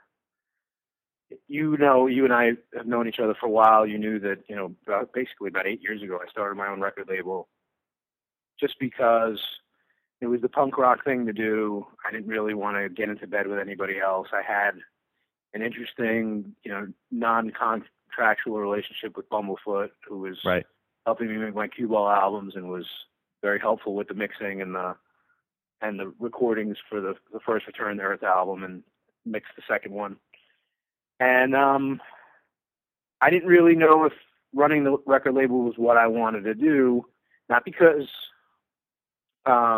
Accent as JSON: {"language": "English", "region": "New York", "country": "United States", "tie": "born or raised there", "said": "growing up in New York"}